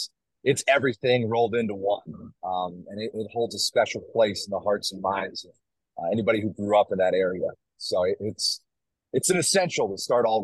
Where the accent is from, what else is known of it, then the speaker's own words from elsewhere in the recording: New York, United States; moved away as an adult; also born or lived in Philadelphia area; now in Philadelphia, United States; I'm originally from New York, born and raised in New York, and I was in college baseball for just about a decade, and it kind of took me all over the place, you know, just going from job to job, and I landed in the greater Philadelphia